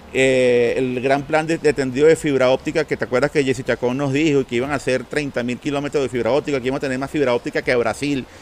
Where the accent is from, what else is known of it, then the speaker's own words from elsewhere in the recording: Caracas, Capital District, Venezuela; transmitiendo aquí desde Caracas, Venezuela, nuestra querida capital, y reconocerlo mi tierra natal, porque de aquí soy